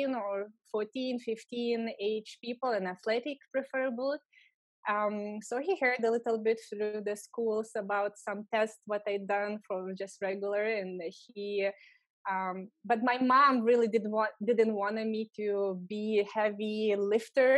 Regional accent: Lithuania; English is a second language; moved away as an adult; also born or lived in Los Angeles, California; I'm from Lithuania

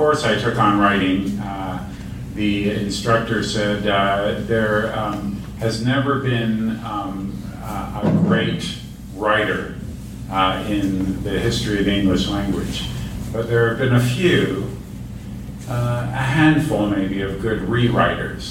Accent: Montreal, Quebec, Canada; now in Toronto, Canada; I felt like a stranger in my hometown. And it wasn't a galaxy far, far away. It was Montreal

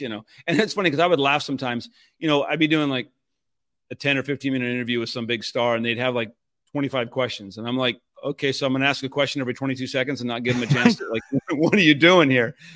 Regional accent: Puyallup, Washington, United States; moved away; I was from a small town outside of Seattle called Puyallup.

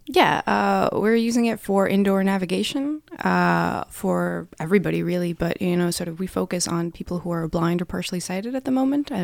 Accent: Russia; moved away as an adult; now in Norway; I'm from Russia

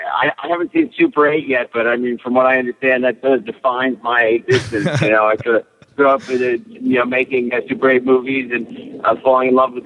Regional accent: New York, United States; growing up in New York

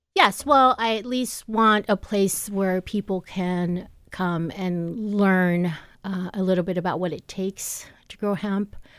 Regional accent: Seattle, Washington, United States; moved away; I grew up in Seattle, Washington.

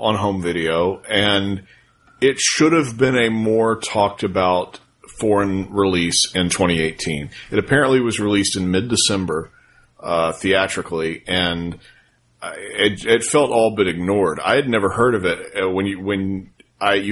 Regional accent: United States; I'm different as an American

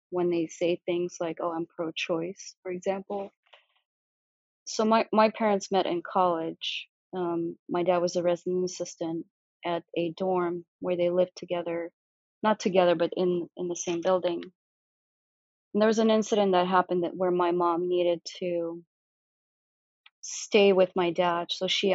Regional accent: Siberia, Russia; born there; that's how I was born in Russia. I was born in Siberia.

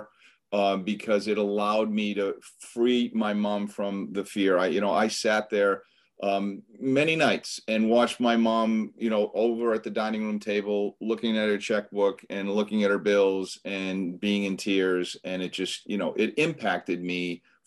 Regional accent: Boston, Massachusetts, United States; I grew up in the Boston area. So born and bred up here in Boston, Massachusetts area

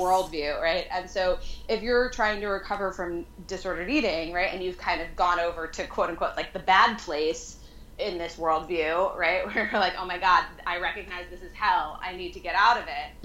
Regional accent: New York, United States; moved away as an adult; now in San Francisco, United States; I was raised there. I grew up in Manhattan proper

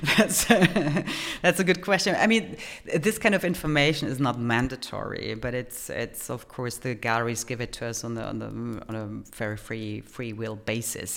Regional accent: Germany; moved away as an adult; also born or lived in Poland / United States; now in Vienna, Austria; Originally from Poland, I grew up in Germany

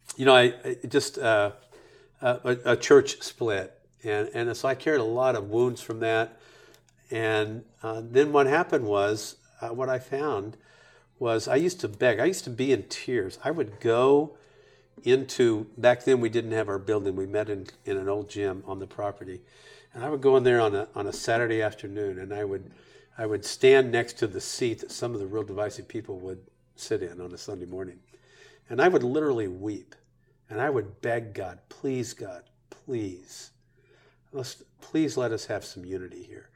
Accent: Bakersfield, California, United States; also born or lived in Dallas; the place where I grew up in Bakersfield, we're just north of L

